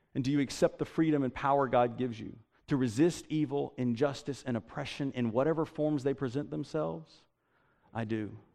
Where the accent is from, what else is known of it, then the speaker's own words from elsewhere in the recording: Statesboro, Georgia, United States; I grew up in Statesboro